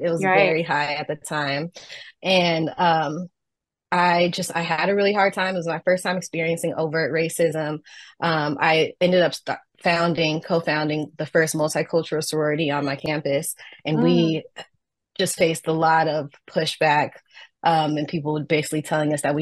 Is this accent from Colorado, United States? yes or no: no; Southern California, United States; I'm from Southern California. I'm from the West Coast as well.